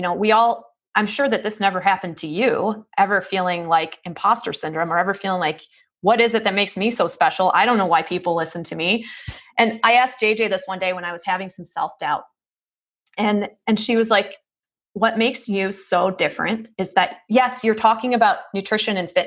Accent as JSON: {"language": "English", "region": "New York", "country": "United States", "said": "I'm from New York"}